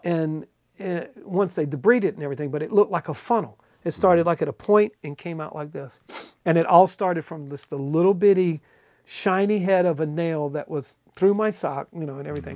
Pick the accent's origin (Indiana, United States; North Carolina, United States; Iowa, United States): North Carolina, United States; eastern; moved away; also born or lived in Cincinnati area; I grew up in eastern North Carolina